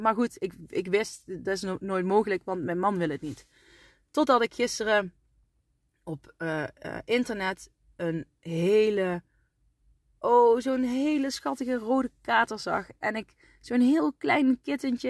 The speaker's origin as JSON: {"language": "Dutch", "town": "Asten", "region": "North Brabant", "country": "Netherlands", "tie": "born or raised there", "also_born_or_lived": "Deurne", "said": "ik ben geboren in uh, Deurne, waar ik nu woon. En ik ben opgegroeid in Asten"}